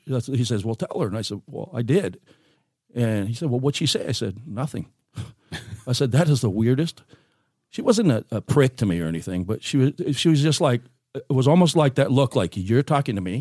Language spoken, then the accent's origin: English; Seal Beach, California, United States; moved away as an adult; also born or lived in Oregon; now in Grants Pass, United States; raised in Southern California